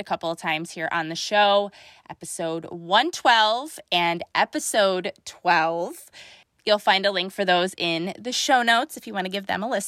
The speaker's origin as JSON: {"language": "English", "town": "Buffalo", "region": "New York", "country": "United States", "said": "I'm from Buffalo."}